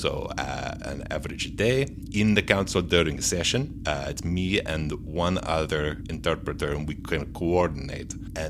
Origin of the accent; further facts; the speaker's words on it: Padua, Veneto, Italy; English is a second language; moved away as an adult; now in United States; I am originally from Padua in Italy. I don't know if you can tell from my accent.